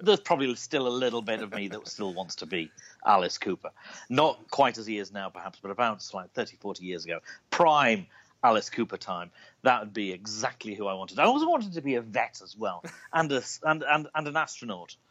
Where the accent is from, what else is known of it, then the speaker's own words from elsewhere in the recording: Liverpool, North West England, United Kingdom; I was born in Liverpool, uh, in the north of England, uh, right on the coast